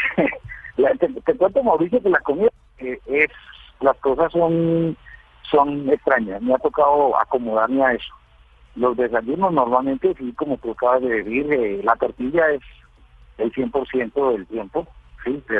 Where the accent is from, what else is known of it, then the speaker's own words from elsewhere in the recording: Paisa, Antioquia, Colombia; moved away as an adult; now in Guatemala; como buen como buen paisa